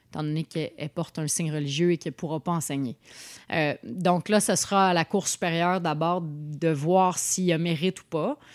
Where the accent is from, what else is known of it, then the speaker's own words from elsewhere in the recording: Montreal, Quebec, Canada; Mais bon, ça fait notre charme en tant que Montréalais, là